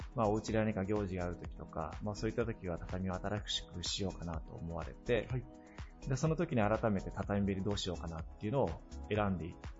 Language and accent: Japanese; Okayama, Japan; 大学卒業して地元に帰ってきたのが平成16年だったんですけれども